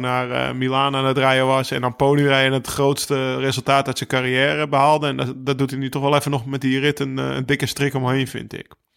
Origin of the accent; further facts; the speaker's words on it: Netherlands; mij als Nederlander